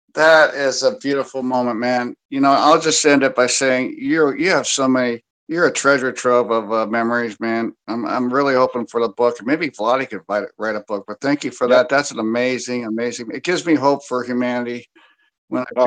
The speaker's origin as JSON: {"language": "English", "area": "the Bay Area", "region": "California", "country": "United States", "tie": "born or raised there", "said": "I grew up in the Bay Area"}